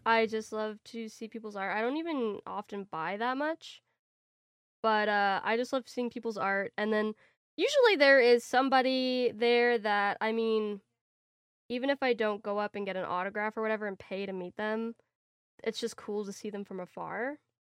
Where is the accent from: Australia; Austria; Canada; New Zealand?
Canada; as a Canadian